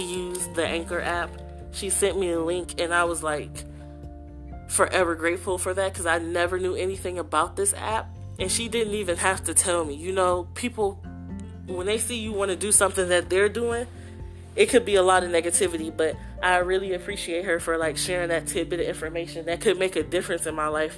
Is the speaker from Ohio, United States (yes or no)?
yes; Youngstown, Ohio, United States; moved away as an adult; also born or lived in Baltimore, Maryland; now in Columbus, United States; I'm originally from Youngstown, Ohio. I've lived there basically my whole life